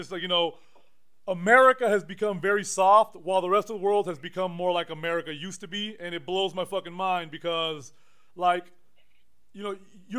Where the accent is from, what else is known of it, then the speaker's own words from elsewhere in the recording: New York, United States; moved away; also born or lived in Puerto Cortes, Honduras; Now I'm from New York, man. I grew up out there.